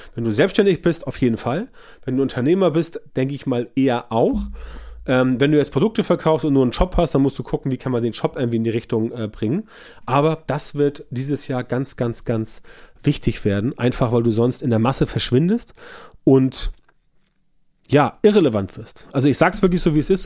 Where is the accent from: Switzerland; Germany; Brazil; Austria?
Germany; bei uns in Deutschland